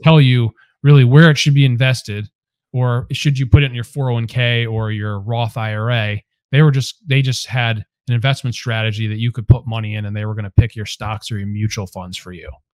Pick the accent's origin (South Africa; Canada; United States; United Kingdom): United States; Cheshire, Connecticut; also born or lived in Hamden, Connecticut / Delaware; I'm actually from Cheshire, Connecticut, a couple towns over, and grew up there